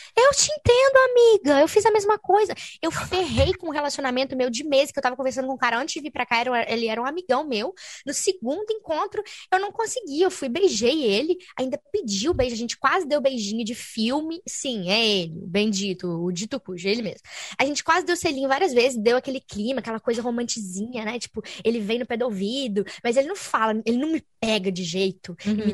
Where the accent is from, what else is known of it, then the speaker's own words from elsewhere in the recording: Brazil; moved away as an adult; now in France; eu sou brasileira